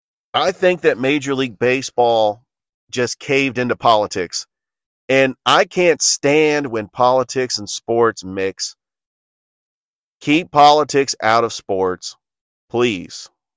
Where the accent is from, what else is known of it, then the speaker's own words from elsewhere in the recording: Milpitas, California, United States; I grew up in the San Francisco Bay Area. Oakland was more accessible to me than San Francisco because I lived in the South Bay in a city called Milpitas